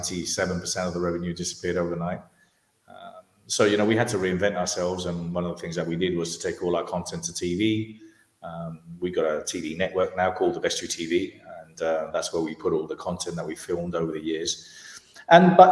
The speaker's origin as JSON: {"language": "English", "country": "Spain", "tie": "born or raised there", "also_born_or_lived": "London, United Kingdom", "moved": "as an adult", "said": "My parents are Spanish, I was born in London, but brought up in Spain."}